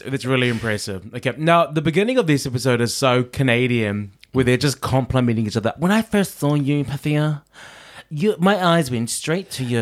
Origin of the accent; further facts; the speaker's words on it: New Zealand; I'm a Kiwi